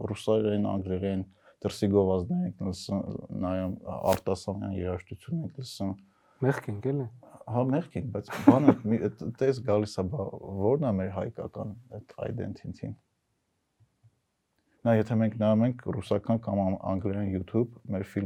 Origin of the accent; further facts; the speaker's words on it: United States; born there; ճիշտ ժամանակին եմ ծնվել, տղամարդ եմ ծնվել ու Ամերիկայում եմ ծնվել